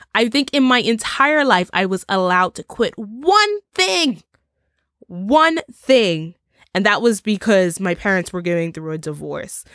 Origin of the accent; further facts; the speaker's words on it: Bermuda; Bermuda, my home country